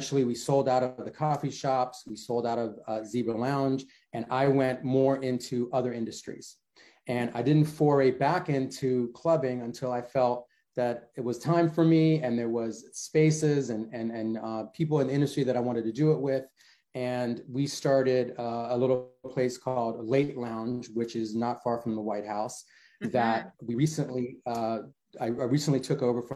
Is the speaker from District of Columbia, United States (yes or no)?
yes; Washington, District of Columbia, United States; also born or lived in Johannesburg, South Africa; been a Washingtonian ever since, never lived anywhere else